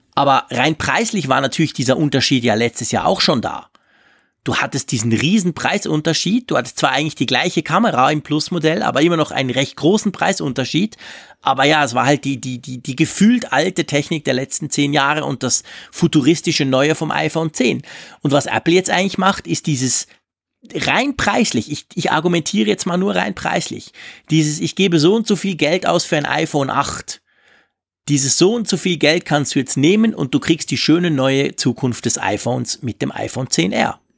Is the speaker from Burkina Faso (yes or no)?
no; Switzerland; bei uns in der Schweiz